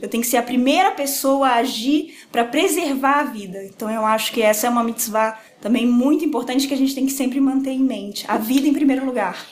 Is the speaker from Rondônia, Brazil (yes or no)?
yes; Rondônia, Brazil; moved away as an adult; now in São Paulo, Brazil; moro em São Paulo há 10 anos. Sou de Rondônia